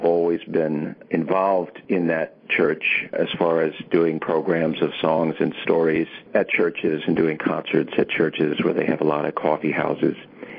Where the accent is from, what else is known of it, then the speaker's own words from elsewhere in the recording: New Jersey, United States; now in Wakefield, Massachusetts, United States; I'm from New Jersey and very proud to be from there.